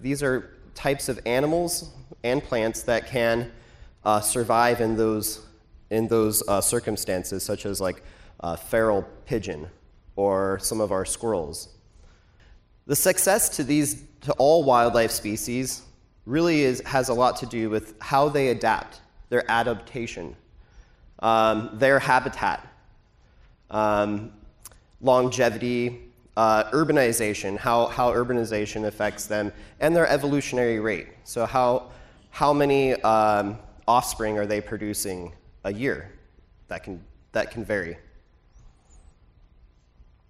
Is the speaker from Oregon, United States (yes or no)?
yes; Portland, Oregon, United States; I'm from Portland, Oregon